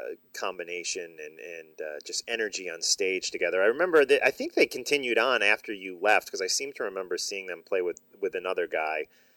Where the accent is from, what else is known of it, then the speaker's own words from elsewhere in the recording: Chicago, Illinois, United States; now in New Jersey, United States; I'm in New Jersey now, but I have fond memories of growing up in the Chicago.